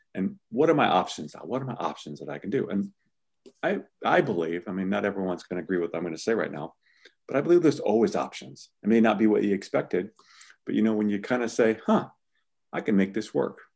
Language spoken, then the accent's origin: English; Midwest, United States; I'm from the Midwest